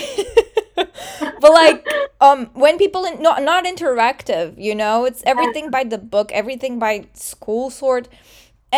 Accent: Portugal; English is a second language; The way in Portugal that we are taught English, it's the same exact depth as we study Portuguese

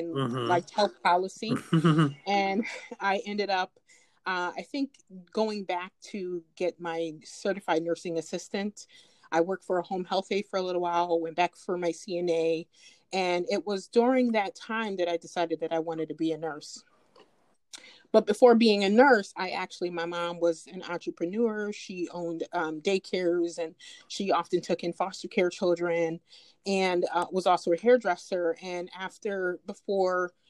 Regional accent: Rochester, New York, United States; also born or lived in Jamaica; I grew up in Rochester

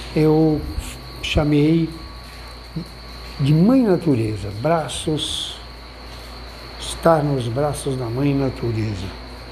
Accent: São Paulo, Brazil; eu sou de São Paulo, vivo eh, grande parte do tempo numa megalópole

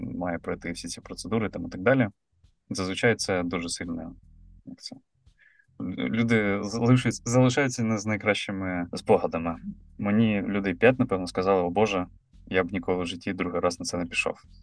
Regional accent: Mykolaiv, Mykolaiv Oblast, Ukraine; я з Миколаєва

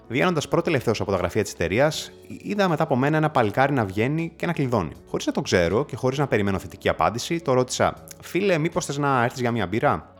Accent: Greece; moved away; also born or lived in Berlin, Germany; στην πατρίδα μου

